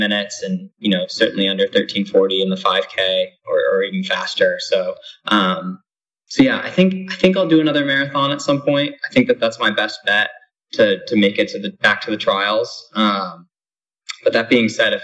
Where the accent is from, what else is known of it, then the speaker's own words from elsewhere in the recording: Niskayuna, New York, United States; also born or lived in Albany, New York; I'm from a town called Niskayuna